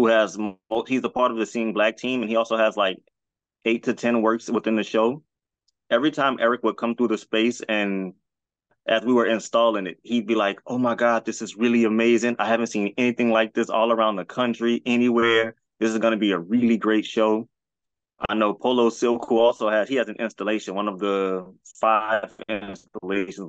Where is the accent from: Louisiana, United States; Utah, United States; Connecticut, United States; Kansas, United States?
Louisiana, United States; New Orleans; I'm from the West Bank of New Orleans